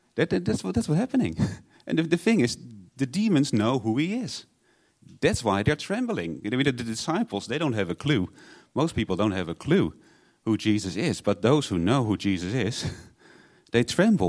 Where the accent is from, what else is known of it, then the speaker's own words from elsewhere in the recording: Netherlands; moved away; I'm from Holland.